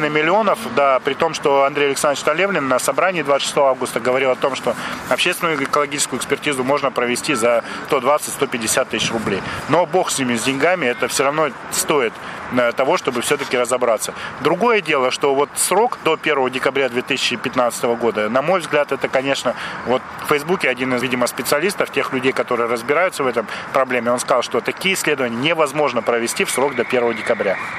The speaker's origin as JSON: {"language": "Russian", "town": "Chelyabinsk", "region": "Chelyabinsk Oblast", "country": "Russia", "said": "мы челябинцы, мы коренные жители этого города."}